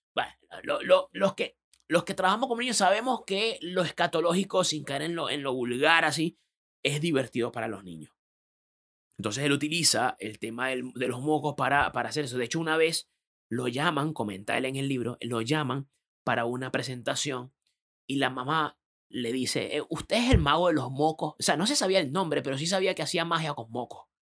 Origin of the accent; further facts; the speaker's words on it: Venezuela; moved away as an adult; also born or lived in Panama; now in Chile; por mi acento sabrán que no soy chileno, yo soy de otro país, yo soy venezolano.